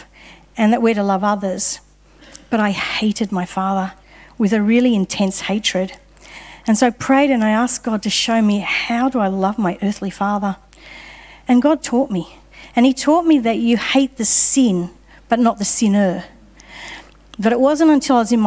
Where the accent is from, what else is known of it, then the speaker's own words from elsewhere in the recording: Sydney, New South Wales, Australia; I grew up in Sydney